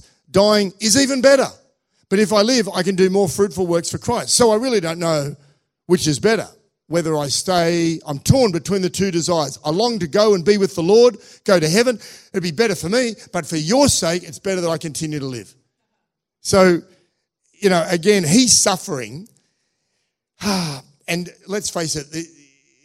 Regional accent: Australia; moved away; also born or lived in Russia; I was from Australia

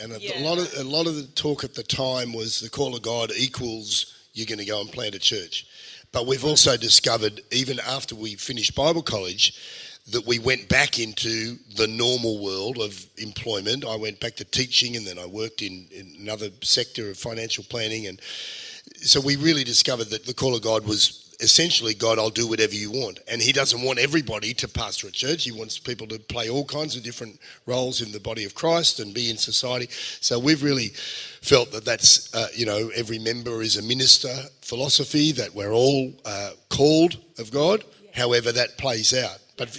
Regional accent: England, United Kingdom; born there; And I was born in England.

